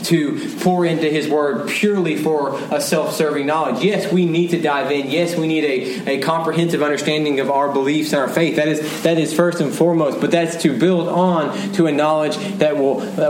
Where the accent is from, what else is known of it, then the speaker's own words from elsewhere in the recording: Dallas, Texas, United States; I was born and raised in Dallas. I love my city. I am a homer